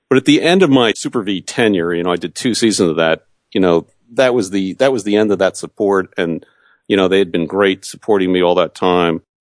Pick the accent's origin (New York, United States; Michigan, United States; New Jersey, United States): New Jersey, United States; I grew up in New Jersey